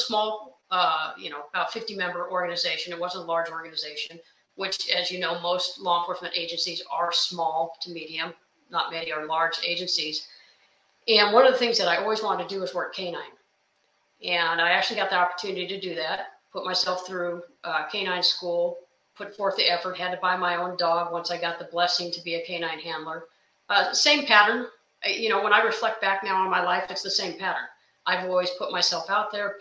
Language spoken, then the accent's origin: English; Sacramento, California, United States; I grew up in Sacramento, California.